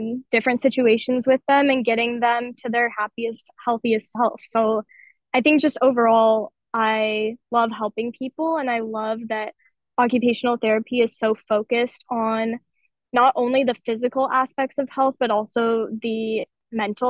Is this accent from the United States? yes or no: yes; Las Vegas, Nevada, United States; also born or lived in Phoenix, Arizona; I moved to Las Vegas, Nevada when I was 5. So that's basically my hometown